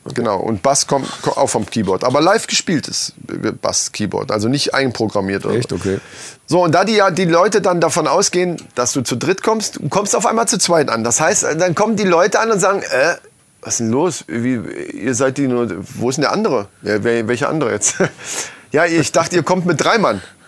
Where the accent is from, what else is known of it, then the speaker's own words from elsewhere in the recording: Lohfelden, Hesse, Germany; wir sind in Lofelden aufgewachsen